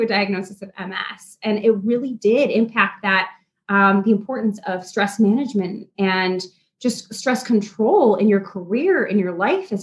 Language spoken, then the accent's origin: English; Midwest, United States; I'm from the Midwest, born and raised.